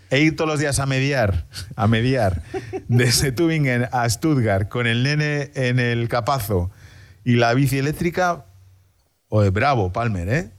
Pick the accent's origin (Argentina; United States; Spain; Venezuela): Spain; moved away as an adult; now in Berlin, Germany; soy español, ¿no? Y muy español